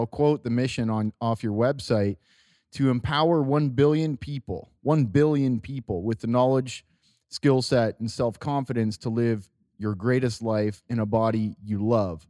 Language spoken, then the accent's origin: English; Walkerton, Ontario, Canada; also born or lived in London, Ontario; Jesse and I are both from Walkerton, Ontario